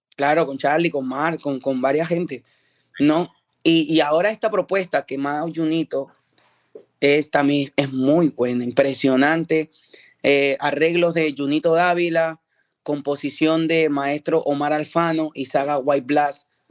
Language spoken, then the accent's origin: Spanish; Peru; now in United States; estoy regresando a mi país, a mi país de origen, Perú